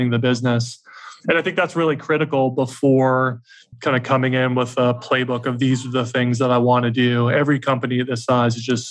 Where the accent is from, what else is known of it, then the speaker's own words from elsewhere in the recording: Atlanta, Georgia, United States; also born or lived in New York City; I'm from the South and from Atlanta. So moved back to Atlanta